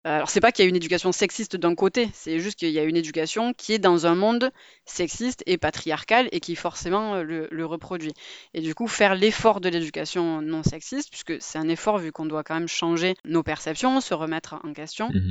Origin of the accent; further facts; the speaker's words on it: Marseille, Provence-Alpes-Côte d'Azur, France; je suis de Marseille